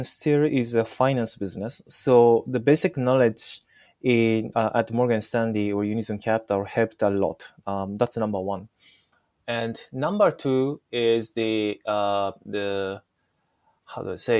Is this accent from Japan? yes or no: yes; Japan; first language Japanese; English is a second language; I was born and raised in Japan.